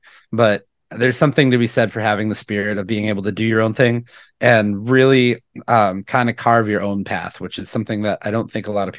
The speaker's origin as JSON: {"language": "English", "town": "Milwaukee", "region": "Wisconsin", "country": "United States", "tie": "born or raised there", "said": "I grew up born and raised in Milwaukee, went to college here at Marquette University and just kind of never left."}